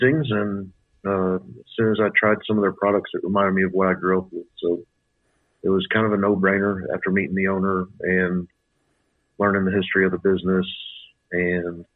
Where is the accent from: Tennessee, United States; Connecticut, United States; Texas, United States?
Texas, United States; Austin; Born and raised here in Austin.